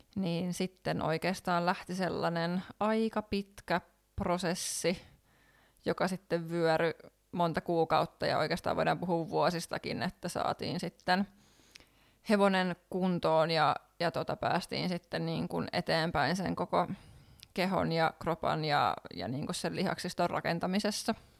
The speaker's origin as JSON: {"language": "Finnish", "town": "Lohja", "region": "Uusimaa", "country": "Finland", "tie": "born or raised there", "moved": "as an adult", "lives_now": "Helsinki, Finland", "said": "niin ollaan tosiaan Lohjalta kotosen ja siellä vietetty lapsuus"}